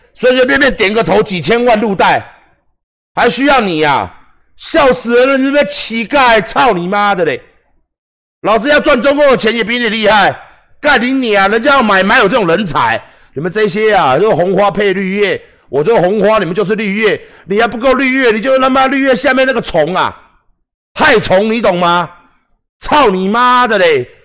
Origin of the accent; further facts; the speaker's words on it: Taiwan; 我站在台湾的角度保卫我们台湾，维护我们台湾人